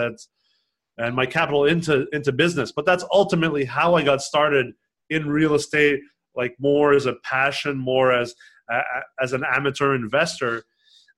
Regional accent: Los Angeles, California, United States; moved away; also born or lived in Quebec, Canada / Montreal, Canada; I grew up in Los Angeles. I was born in Canada, in Quebec, in the French

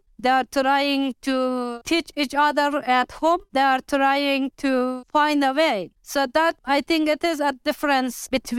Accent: Afghanistan; moved away as an adult; now in London, United Kingdom; I can't forget for one moment what is happening in my country because for me, it is my home. You know, I grew up there. I studied there. Afghanistan is a beautiful country for me.

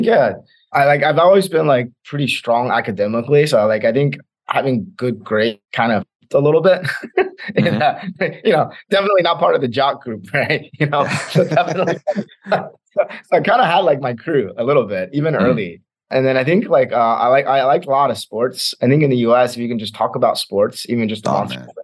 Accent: Birmingham, Alabama, United States; born or raised there; moved away as an adult; also born or lived in Nanjing, China / Hong Kong / Beijing, China / Los Angeles, United States

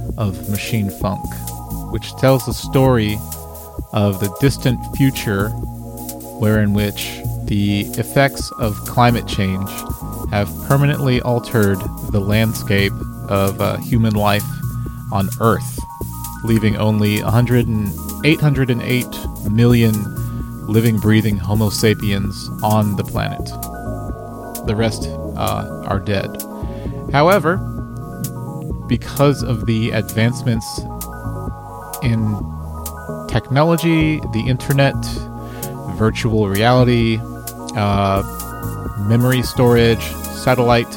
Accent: Dallas, Texas, United States; I'm from Dallas, Texas, and I make music

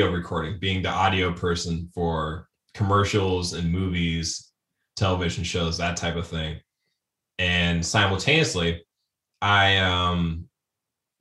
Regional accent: Springfield, Ohio, United States; moved away as an adult; now in Columbus, United States; I'm in Columbus, Ohio. I was born in Springfield

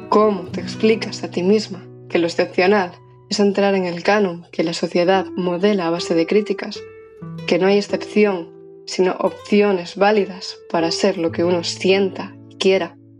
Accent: Ponte Caldelas, Galicia, Spain; moved away as an adult; now in Santiago de Compostela, Spain; Crecí en Ponte Caldelas, Pontevedra

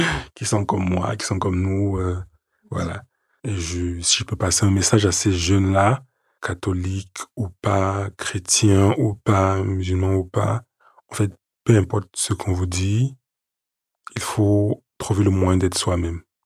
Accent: Yaoundé, Centre, Cameroon; now in Paris, France; Je suis né à Yaoundé, au Cameroun, le onze septembre mille neuf cent quatre-vingt-treize.

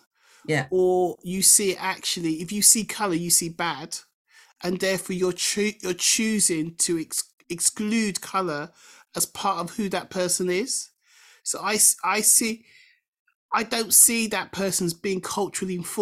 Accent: England, United Kingdom; I'm British because I'm born in this country and whatever, and I embrace Englishness and Britishness

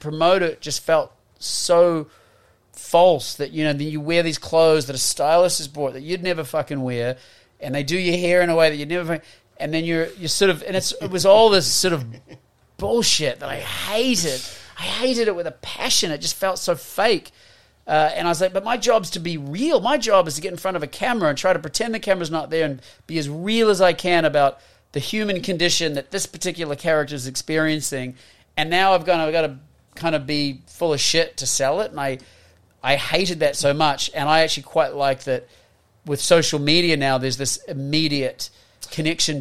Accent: New Zealand; moved away as an adult; also born or lived in Australia / United States; as a Kiwi. You know, growing up here

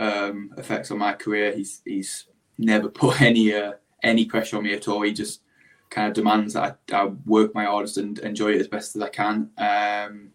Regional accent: Blackburn, North West England, United Kingdom; I grew up in Blackburn

